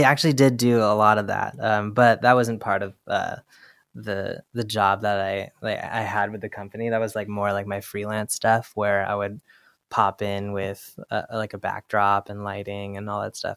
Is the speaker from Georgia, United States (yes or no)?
no; Bay Area, California, United States; moved away as an adult; also born or lived in Los Angeles / Brooklyn; now in New York, United States; I grew up in the Bay Area